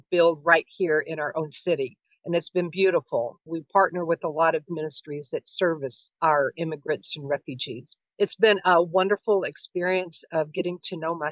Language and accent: English; Louisville, Kentucky, United States; I grew up here in Louisville. This is my home